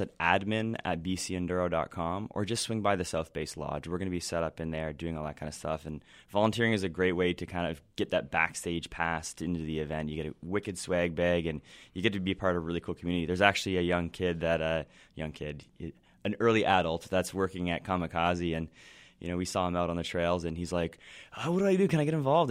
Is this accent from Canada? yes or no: yes; Ontario, Canada; moved away; also born or lived in western Canada; I grew up in Ontario